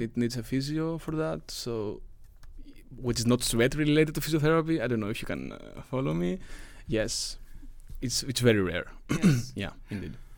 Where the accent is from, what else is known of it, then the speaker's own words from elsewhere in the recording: Greece; moved away as an adult; now in Lund, Sweden; I am from Greece